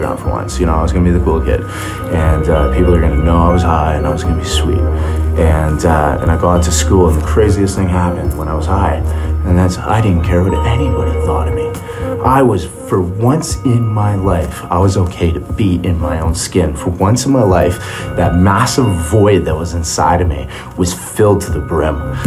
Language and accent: English; Calgary, Alberta, Canada; I was born in Calgary, Alberta.